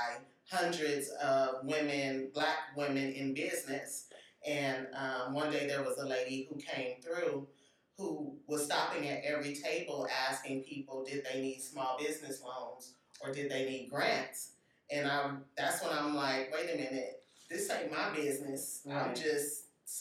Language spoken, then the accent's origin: English; Compton, California, United States; I'm from Compton